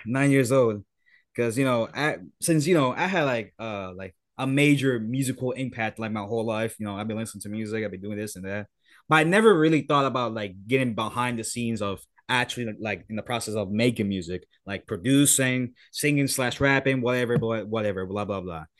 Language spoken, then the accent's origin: English; Puerto Rico; I'm from Puerto Rico